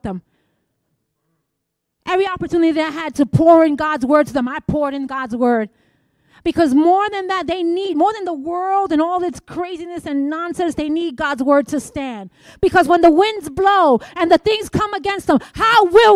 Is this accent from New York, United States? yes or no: yes; New York, United States; I'm here from New York